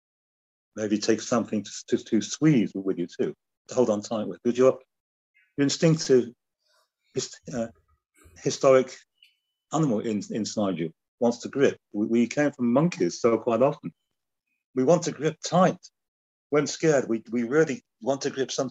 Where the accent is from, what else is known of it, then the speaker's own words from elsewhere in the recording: the North of England, United Kingdom; being a Northerner